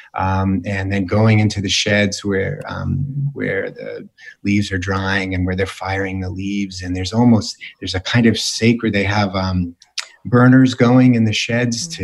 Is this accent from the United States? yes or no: yes; East Granby, Connecticut, United States; I grew up in East Granby